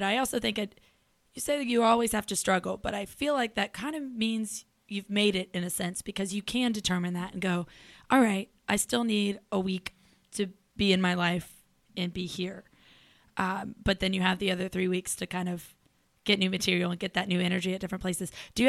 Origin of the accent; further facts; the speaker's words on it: Charlotte, North Carolina, United States; we're both from Charlotte.